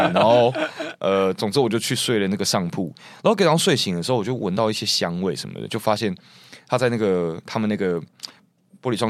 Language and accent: Chinese; Taiwan; 我没有，我当时真的没有办法洗澡，因为我一个台湾人，然后我没有来过这么冷，我真的要。